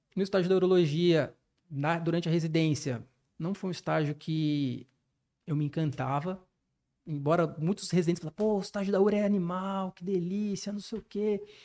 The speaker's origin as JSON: {"language": "Portuguese", "town": "Campinas", "region": "São Paulo", "country": "Brazil", "tie": "born or raised there", "moved": "as an adult", "lives_now": "São José dos Campos, Brazil", "said": "minha cidade natal, de Campinas, dos meus familiares"}